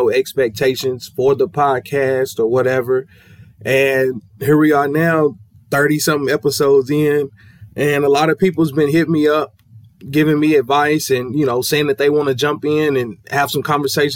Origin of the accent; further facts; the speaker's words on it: Kentucky, United States; we're coming from Kentucky